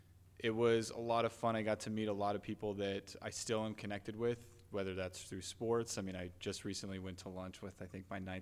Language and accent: English; West Jordan, Utah, United States; also born or lived in California / East Coast; So grew up here in Utah, born and raised in West Jordan. Lived in West Jordan, did all of elementary school, middle school, high school, West Jordan.